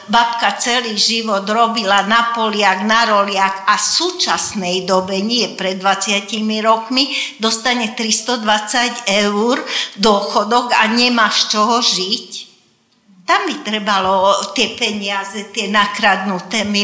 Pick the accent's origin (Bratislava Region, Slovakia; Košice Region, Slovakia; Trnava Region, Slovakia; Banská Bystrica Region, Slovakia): Trnava Region, Slovakia; Dunajská Streda; first language Hungarian; Slovak is a second language; moved away as an adult; now in Žilina, Slovakia; Áno, ja som z Dunajskej stredy, aj mám tam dodnes do rodičovský e, byt